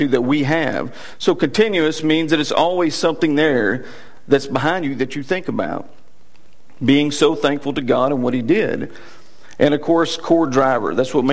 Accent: Texas, United States; accent: Texas; my Texas accent

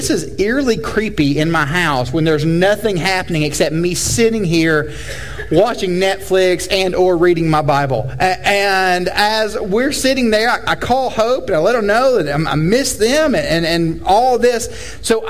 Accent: Tennessee, United States; I'm from Tennessee, that's not actually the South

